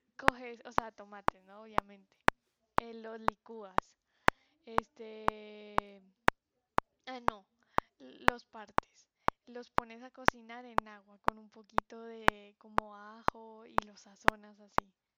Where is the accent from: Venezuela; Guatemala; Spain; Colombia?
Colombia; La Guajira; moved away; also born or lived in Santa Marta / Manizales; nací en Santa Marta y me crié en La Guajira.